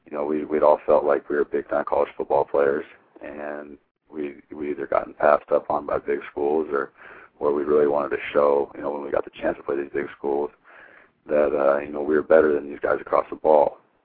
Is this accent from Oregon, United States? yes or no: yes; Hermiston, Oregon, United States; growing up from where I'm from, was not a lot of people come out of Hermiston with Division I scholarships